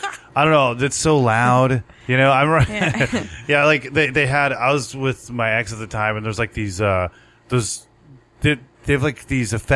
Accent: Southern California, United States; we're from Southern California.

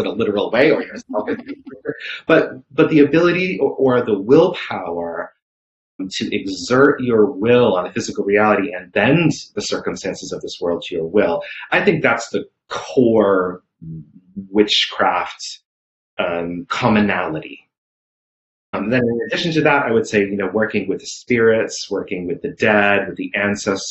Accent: New England, United States; I grew up in New England and Salem is right nearby

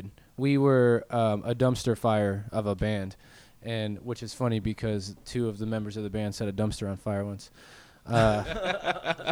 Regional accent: Wentzville, Missouri, United States; also born or lived in St. Charles; I went to Holt High School

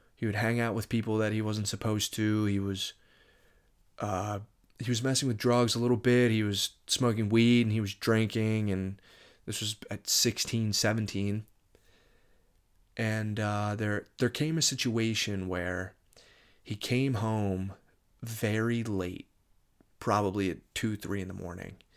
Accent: Moorestown, New Jersey, United States; I'm from Moorestown, New Jersey.

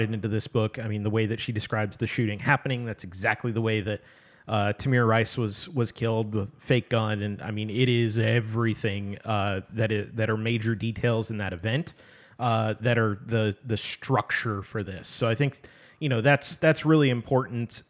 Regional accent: Midwest, United States; I come from the Midwest

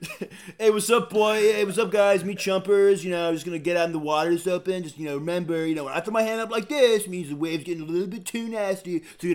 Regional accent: Seattle, Washington, United States; now in New York, United States; I'm from Seattle.

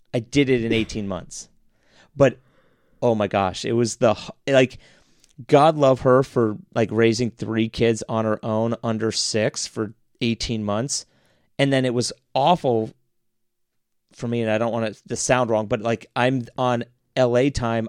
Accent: Dublin, Ohio, United States; now in Columbus, United States; I grew up in Dublin

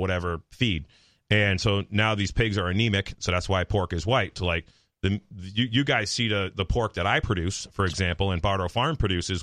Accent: Palmer, Massachusetts, United States; I grew up in Palmer.

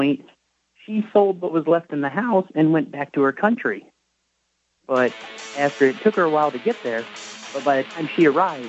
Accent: United States; also born or lived in Nevada; So I'm an American

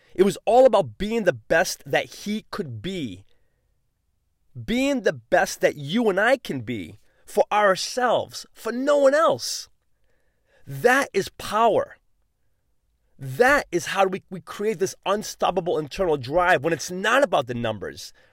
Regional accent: New England, United States; I'm from New England

